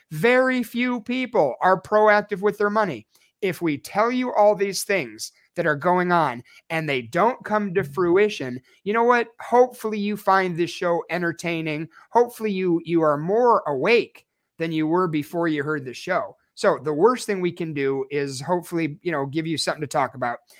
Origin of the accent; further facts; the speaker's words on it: Chicago, Illinois, United States; moved away as an adult; now in Snowflake, United States; I'm born and raised in Chicago. I lived there for twenty-three years